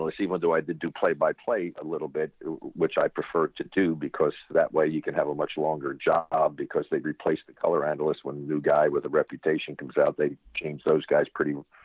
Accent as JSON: {"language": "English", "region": "New York", "country": "United States", "tie": "born or raised there", "moved": "yes", "said": "when I was growing up in New York"}